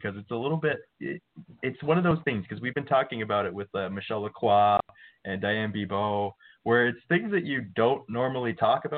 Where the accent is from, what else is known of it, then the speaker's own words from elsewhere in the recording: Newfoundland and Labrador, Canada; I grew up and I'm a Newfoundlander